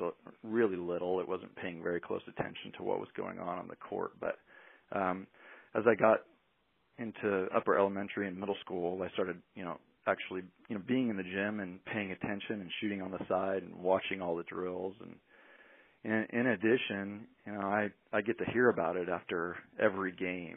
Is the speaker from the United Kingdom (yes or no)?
no; Cottage Grove, Oregon, United States; also born or lived in Ashland, Oregon / Corvallis, Oregon; I grew up in Cottage Grove and played basketball in high school